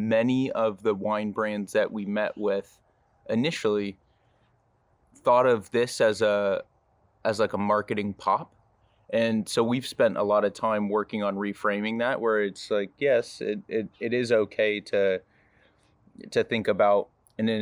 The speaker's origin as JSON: {"language": "English", "town": "Napa", "region": "California", "country": "United States", "tie": "born or raised there", "said": "Growing up in Napa, my family had 7 acres of Cabernet"}